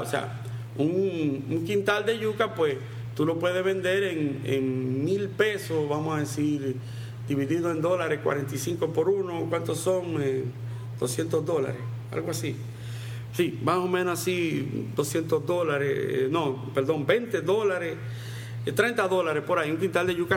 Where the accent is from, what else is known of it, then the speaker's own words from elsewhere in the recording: Dominican Republic; en República Dominicana llamamos raíces y tubérculos a la yuca